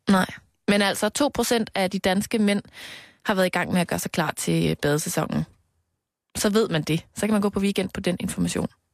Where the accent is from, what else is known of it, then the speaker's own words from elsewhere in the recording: Knebel, Central Denmark Region, Denmark; jeg voksede op i Knebel præstegård